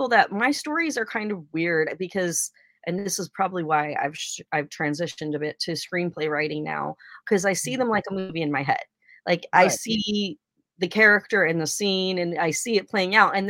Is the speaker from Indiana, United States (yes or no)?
no; Oregon, United States; I'm from Oregon